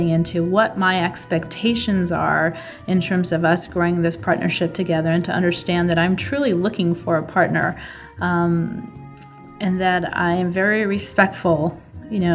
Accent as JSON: {"language": "English", "town": "Boulder", "region": "Colorado", "country": "United States", "tie": "born or raised there", "said": "Boulder is my hometown. I grew up there from a young age"}